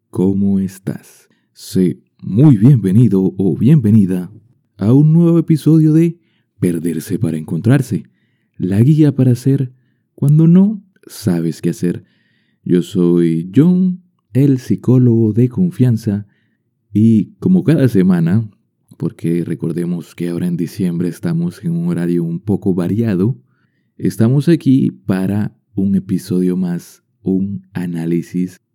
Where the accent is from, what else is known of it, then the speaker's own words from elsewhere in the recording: Colombia; como colombiano quería dar mi opinión al respecto sobre una película inspirada en mi país.